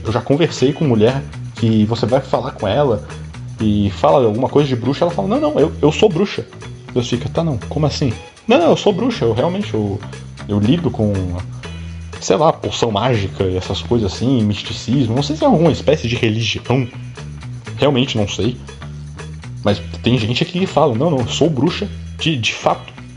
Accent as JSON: {"language": "Portuguese", "town": "Florianópolis", "region": "Santa Catarina", "country": "Brazil", "said": "eu sou de Florianópolis"}